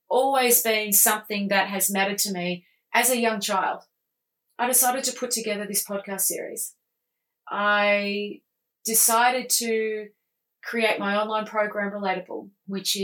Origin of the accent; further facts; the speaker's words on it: Australia; I'm Australian